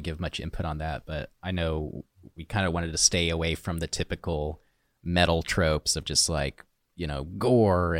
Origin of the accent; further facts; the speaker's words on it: Oklahoma, United States; we're from Oklahoma